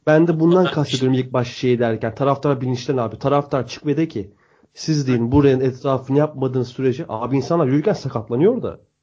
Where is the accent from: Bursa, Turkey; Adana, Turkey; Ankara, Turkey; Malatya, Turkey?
Bursa, Turkey; Biz de Bursalıyız.